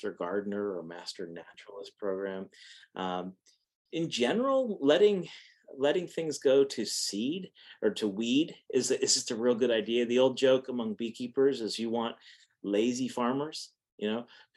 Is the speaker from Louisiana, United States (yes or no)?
no; Pennsylvania, United States; now in Texas, United States; I'm from Pennsylvania, and my family's all in Massachusetts